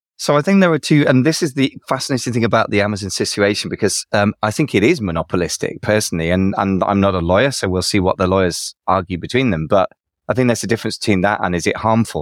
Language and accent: English; United Kingdom; another fellow Brit